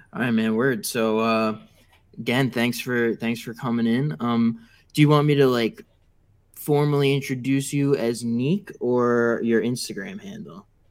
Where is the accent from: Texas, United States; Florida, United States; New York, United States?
New York, United States; Long Island; I'm from uh, Long Island, so not too far